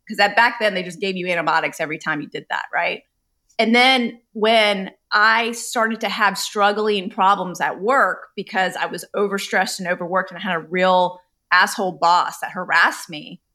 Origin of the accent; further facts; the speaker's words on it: Charlotte, North Carolina, United States; I grew up in Charlotte, North Carolina with two immigrant you know, Indian parents